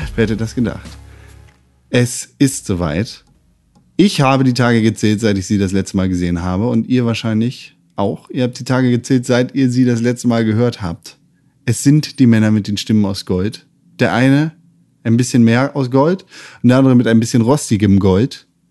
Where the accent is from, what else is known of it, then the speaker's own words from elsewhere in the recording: Germany; als Deutscher